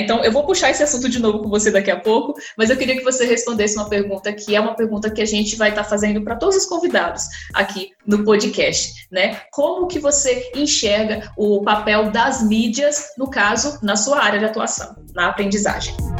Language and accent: Portuguese; São Paulo, Brazil; also born or lived in Rio Grande do Norte; Eu, como paulista, potiguar também, né? Sou potiguar de coração